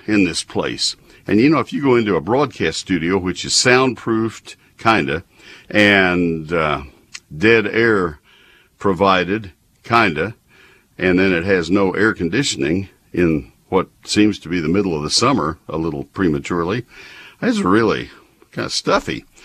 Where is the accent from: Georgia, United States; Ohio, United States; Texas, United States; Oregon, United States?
Texas, United States; McKinney; I'm on the board of the Crepe Myrtle Trails of McKinney. That's my hometown